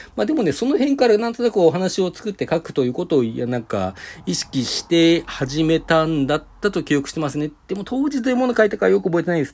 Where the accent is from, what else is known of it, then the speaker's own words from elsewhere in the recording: Sapporo, Hokkaido, Japan; also born or lived in Hakodate; 私、函館にで生まれて、小学校3年生の終わった後で4年生になる時 に札幌に引っ越してるんですけども